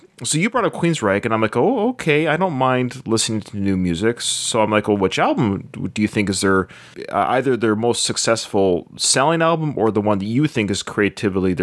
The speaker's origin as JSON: {"language": "English", "town": "Victoria", "region": "British Columbia", "country": "Canada", "tie": "born or raised there", "said": "I'm from Victoria, born and raised in Victoria, British Columbia"}